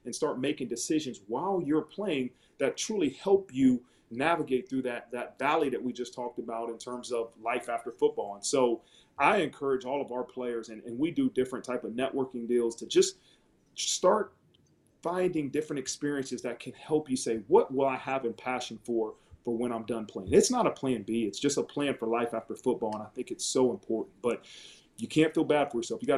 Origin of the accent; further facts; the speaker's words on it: Dayton, Ohio, United States; moved away as an adult; I grew up in Dayton, Ohio, which is 45 an hour away from Columbus, Ohio